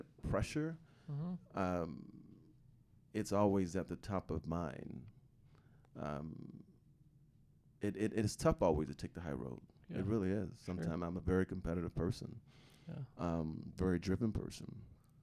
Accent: outside Chicago, Illinois, United States; now in Utah, United States; growing up outside Chicago with six boys and older siblings

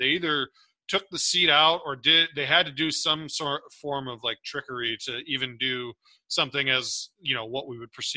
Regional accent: Michigan, United States; we are Michigan native

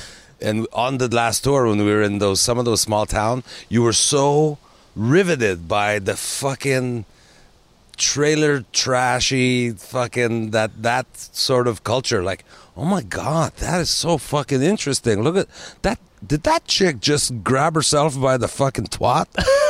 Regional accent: Quebec, Canada; I'm Quebecois, right?

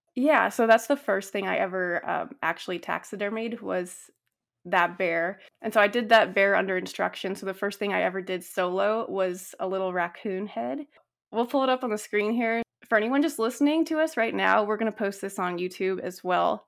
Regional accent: Northern California, United States; I grew up in Northern California, and I grew up on, like, a little ranch

